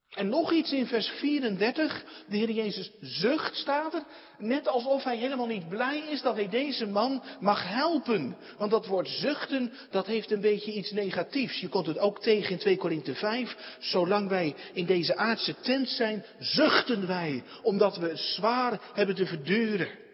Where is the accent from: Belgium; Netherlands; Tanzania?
Netherlands; we ook als Nederlanders